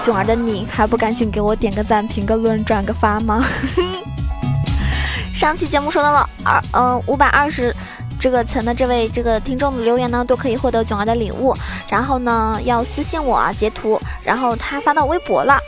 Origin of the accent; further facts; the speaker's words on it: southern China, China; 我作为一个南方人，我真的从小到大都没有体， 体会过那个暖气是什么感觉